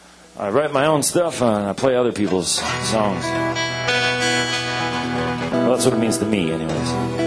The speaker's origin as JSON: {"language": "English", "town": "Eau Claire", "region": "Wisconsin", "country": "United States", "said": "I'm right here from Eau Claire, Wisconsin, too."}